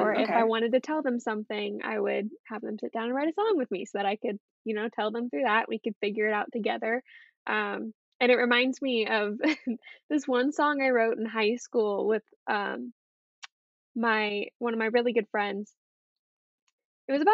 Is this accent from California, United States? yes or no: yes; San Diego, California, United States; moved away as an adult; now in Nashville, United States; I'm from California, San Diego, California